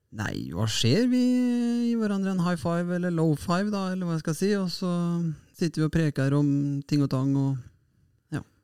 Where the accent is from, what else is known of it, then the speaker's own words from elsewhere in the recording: Fredrikstad, Østfold, Norway; Her i Fredrikstad, eller i hjembyen min Fredrikstad